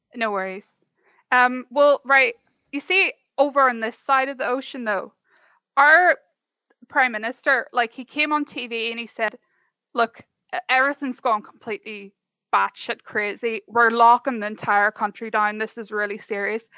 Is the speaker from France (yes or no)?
no; Ireland; I'm from Ireland